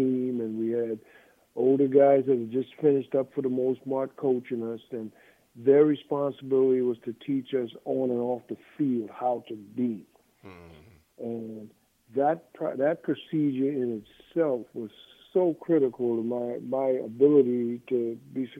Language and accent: English; New Jersey, United States; born or raised there; moved away as an adult; also born or lived in Trinidad / Nebraska